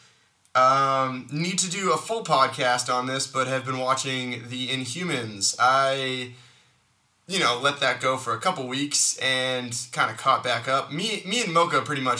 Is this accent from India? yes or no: no; Massachusetts, United States; I'm from Massachusetts